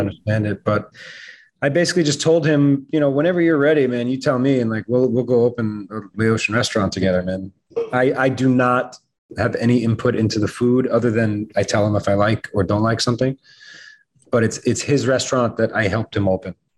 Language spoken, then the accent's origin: English; New York, United States; I'm a New Yorker